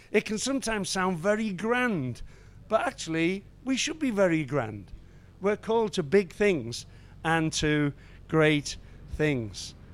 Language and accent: English; Liverpool, North West England, United Kingdom; I was raised in Liverpool